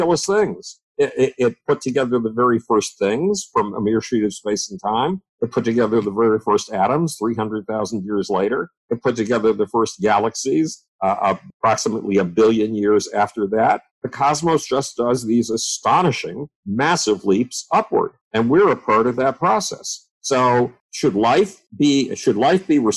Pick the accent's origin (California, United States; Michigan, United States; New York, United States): New York, United States; Buffalo; when I was 10 years old, nobody in the city of Buffalo, New York, my hometown